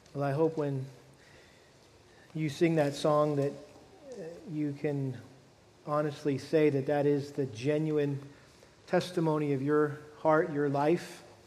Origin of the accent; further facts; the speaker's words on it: Massachusetts, United States; moved away; as a kid growing up back in, the, back in my home state of Massachusetts.